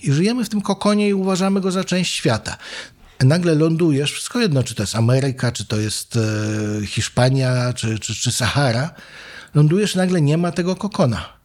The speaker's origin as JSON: {"language": "Polish", "town": "Wrocław", "region": "Lower Silesian Voivodeship", "country": "Poland", "tie": "born or raised there", "also_born_or_lived": "New York", "moved": "as an adult", "lives_now": "Warsaw, Poland", "said": "Przy samym rynku się mhm urodziłem, wychowałem i chodziłem do podstawówek"}